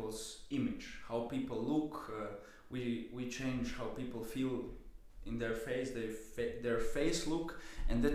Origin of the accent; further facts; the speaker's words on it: Slovenia; also born or lived in London; now in Vienna, Austria; I'm from Slovenia originally